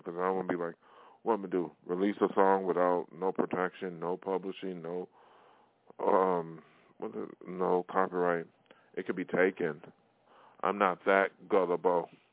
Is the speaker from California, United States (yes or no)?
no; New York, United States; moved away as an adult; now in Hollywood, United States; my hometown in New York State